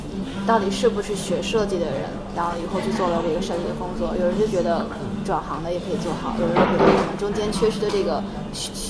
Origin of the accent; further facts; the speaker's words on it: Northeast China, China; 湖南。嗯我是东北人。